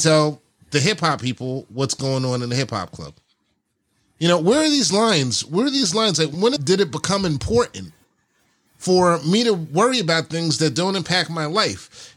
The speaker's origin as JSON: {"language": "English", "region": "New York", "country": "United States", "tie": "born or raised there", "said": "we grew up in New York"}